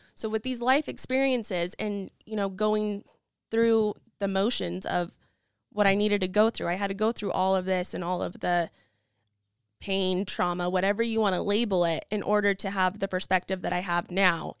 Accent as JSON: {"language": "English", "town": "Nampa", "region": "Idaho", "country": "United States", "also_born_or_lived": "Boise, Idaho", "said": "I am originally from Nampa, Idaho, have lived mostly in Boise and have been all over"}